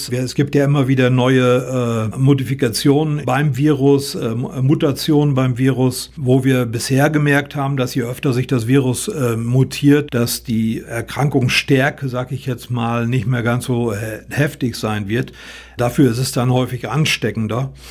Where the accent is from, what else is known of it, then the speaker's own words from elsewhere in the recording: North Rhine-Westphalia, Germany; Ich komme aus dem Münsterland.